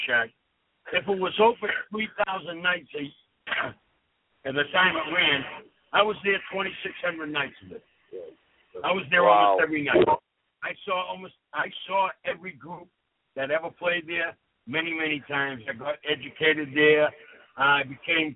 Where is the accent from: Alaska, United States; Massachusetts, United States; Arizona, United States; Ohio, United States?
Massachusetts, United States; Boston; I'm from Charlestown, which is part of Boston